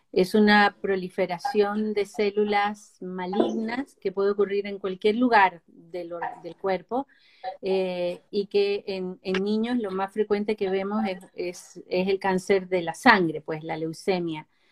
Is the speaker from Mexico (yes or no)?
no; Venezuela; moved away as an adult; now in Chile; soy venezolana de nacimiento, pero nacionalizada chilena con 30 años viviendo en Chile